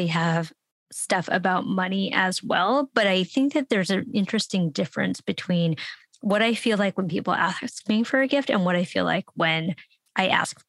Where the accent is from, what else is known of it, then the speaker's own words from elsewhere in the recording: San Francisco, California, United States; I grew up in San Francisco